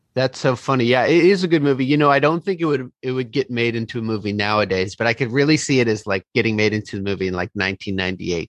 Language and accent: English; Fairfax, California, United States; I am from Fairfax, California, originally, which is in Marin outside San Francisco in the Bay Area